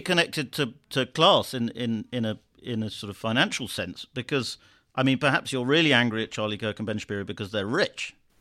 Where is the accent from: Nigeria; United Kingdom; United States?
United Kingdom; I'm saying this as a Brit